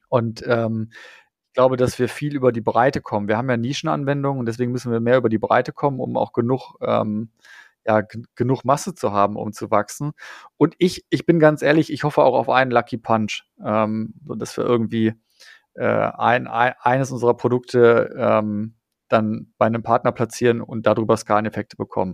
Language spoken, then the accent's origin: German; Dortmund, North Rhine-Westphalia, Germany; ich komme ja aus Dortmund